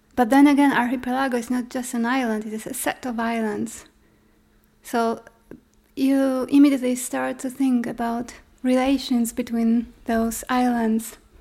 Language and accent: English; Poland; I'm an artist from Poland.